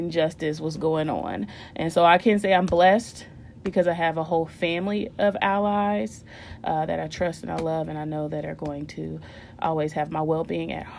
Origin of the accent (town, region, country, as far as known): Indiana, United States; born or raised there